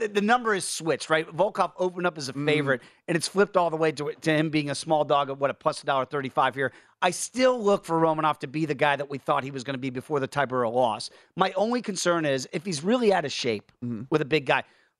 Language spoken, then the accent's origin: English; New York, United States; moved away; also born or lived in Chicago; because I lived in Chicago, I was born in New York.